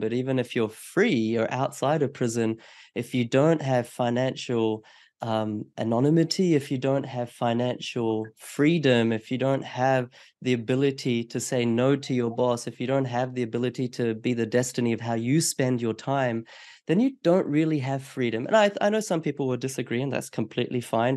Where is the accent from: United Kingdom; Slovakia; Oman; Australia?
Australia; as an Australian person